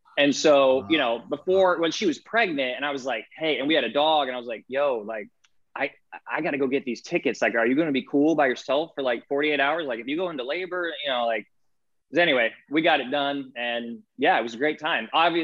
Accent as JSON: {"language": "English", "town": "Muncie", "region": "Indiana", "country": "United States", "tie": "born or raised there", "said": "I was born and raised in Indiana"}